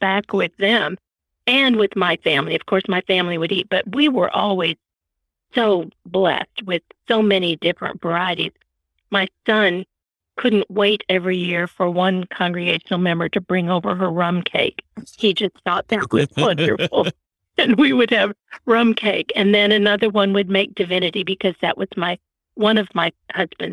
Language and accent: English; Florida, United States; moved away as an adult; also born or lived in Chicago, Illinois / Wichita Falls, Texas / Austin, Texas; now in Missouri, United States; I was born in Chicago, grew up in Florida, went to Texas to college